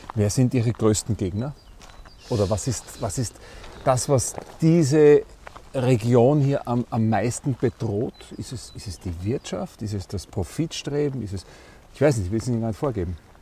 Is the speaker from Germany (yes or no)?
no; Styria, Austria; bei uns in der Steiermark, wir sagen hier, die, das sind die Murnockerln